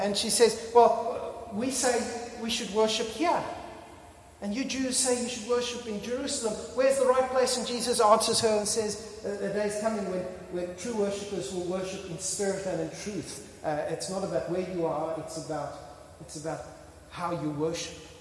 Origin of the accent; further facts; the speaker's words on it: Australia; I am an Australian.